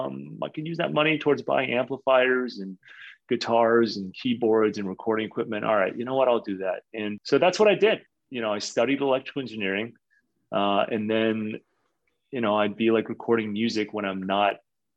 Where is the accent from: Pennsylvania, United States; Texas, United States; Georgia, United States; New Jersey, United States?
Texas, United States; Austin; also born or lived in Lewisville, Texas; Yeah, and I grew up in Austin, bounced back and forth between Austin and the Bay Area and California, and eventually sort of settled in the Bay Area.